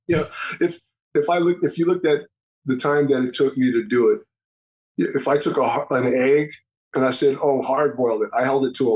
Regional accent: San Francisco, California, United States; I was born and raised in San Francisco.

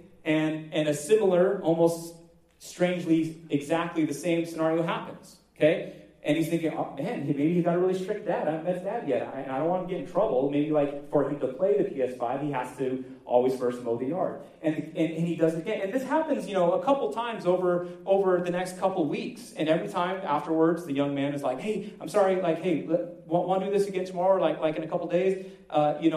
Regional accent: United States; I'm American, I live here in the great United States

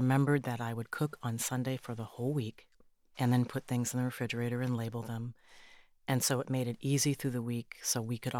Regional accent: Minnesota, United States; because I come from Minnesota

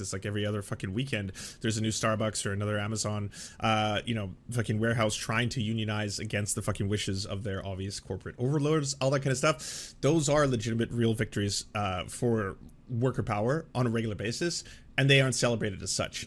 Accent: Canada; I'm a Canadian

